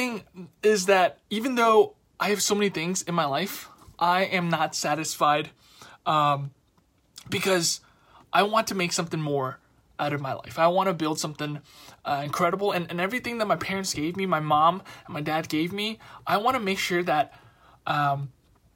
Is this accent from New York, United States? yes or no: yes; New York City, New York, United States; I grew up, I'm from Queens, Queens, New York